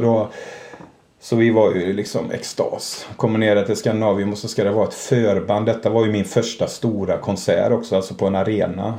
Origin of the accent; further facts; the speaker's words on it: Borås, Fritsla, Kinna, Västra Götaland, Sweden; jag är uppvuxen i, först i Borås, sen i Frissla och sen i Kina.